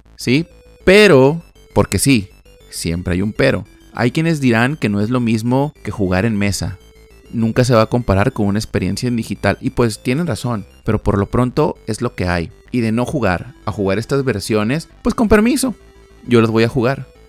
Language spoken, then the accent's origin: Spanish; Monterrey, Nuevo León, Mexico; en Monterrey, Nuevo León, México, de donde soy originario y radico